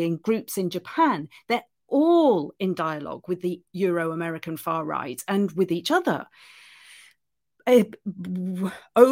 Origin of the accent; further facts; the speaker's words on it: United Kingdom; I'm British and I live in Britain